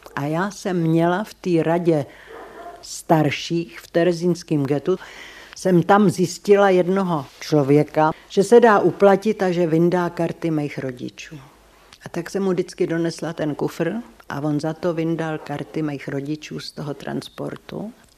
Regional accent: Červený Kostelec, Hradec Králové Region, Czechia; z Červeného kostelce

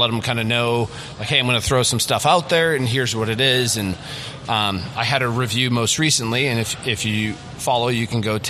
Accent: Midwest, United States; we're from the Midwest, so I've always been a Minnesota Twins fan.

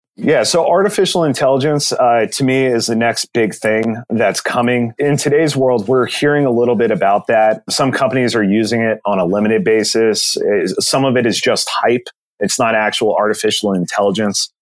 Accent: Southern California, United States; I'm from born and raised Southern California

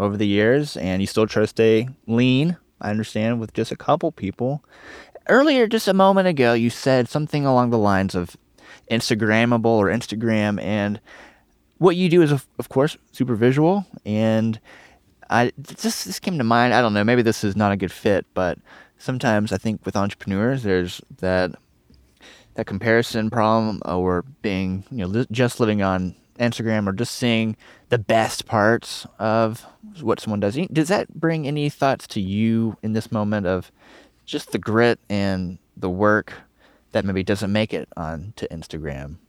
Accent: Nashville, Tennessee, United States; I'm from Tennessee. I'm from Nashville.

